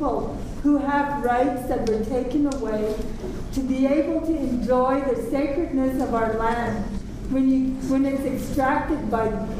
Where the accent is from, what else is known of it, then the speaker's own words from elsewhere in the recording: Kainai Nation, Alberta, Canada; I'm from the Gunny Nation.